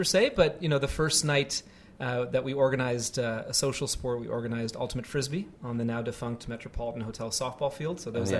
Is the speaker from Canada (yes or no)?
yes; Montreal, Quebec, Canada; moved away as an adult; And I remember back in the day in 2006, 2007, when we both came over from Canada. I'm originally from Montreal and he's from Toronto.